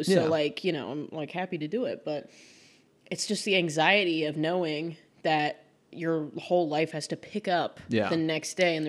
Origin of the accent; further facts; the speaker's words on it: Kansas City, United States; moved away as an adult; also born or lived in New York; now in Los Angeles, United States; I had this like studio residency in my hometown of Kansas City.